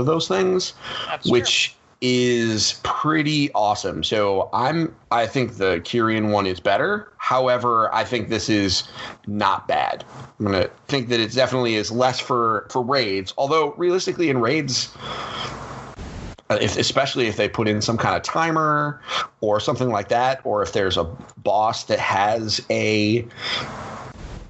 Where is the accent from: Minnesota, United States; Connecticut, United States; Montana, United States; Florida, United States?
Connecticut, United States; we're from Connecticut